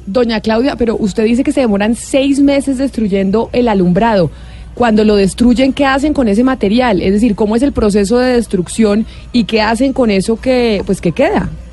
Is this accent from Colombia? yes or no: yes; Bogotá, Colombia; yo soy cachaca también